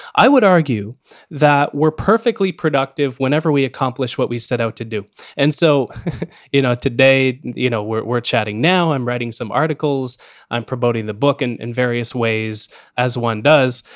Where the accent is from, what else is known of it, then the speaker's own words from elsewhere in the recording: Canada; as a Canadian